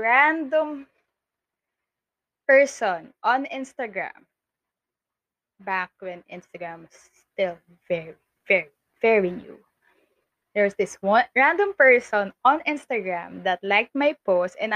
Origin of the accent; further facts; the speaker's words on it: Makati, Metro Manila, Philippines; I was born in Makati.